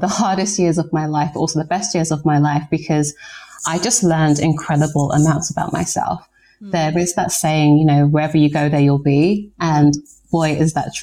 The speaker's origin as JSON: {"language": "English", "region": "London", "country": "United Kingdom", "tie": "born or raised there", "also_born_or_lived": "New York", "moved": "as an adult", "said": "I've lived in London, I was born here like my entire life."}